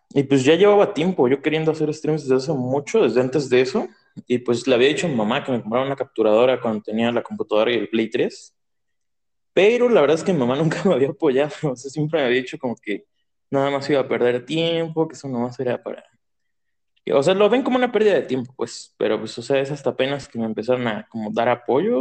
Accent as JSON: {"language": "Spanish", "region": "State of Mexico", "country": "Mexico", "said": "Yo soy del Estado de México. Bueno, entre el Estado de, México y Ciudad de México, porque tengo casa allá y casa aquí"}